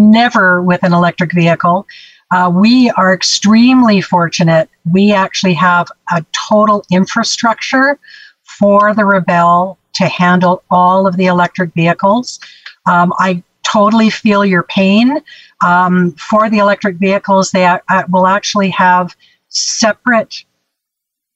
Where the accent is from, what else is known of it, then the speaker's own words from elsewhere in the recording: Canada; I'm from Canada